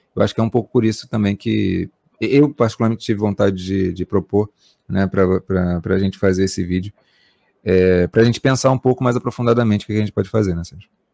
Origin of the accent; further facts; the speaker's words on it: Brazil; nós estamos no Brasil